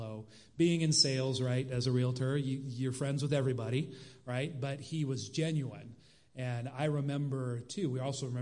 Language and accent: English; Sacramento, California, United States; my family and I, we grew up in Sacramento, right, just a few hours from here.